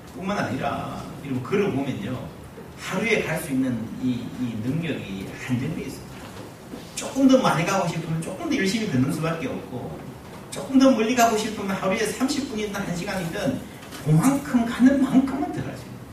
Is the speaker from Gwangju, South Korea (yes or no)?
no; Busan, South Korea; 저는 부산 출신인데요.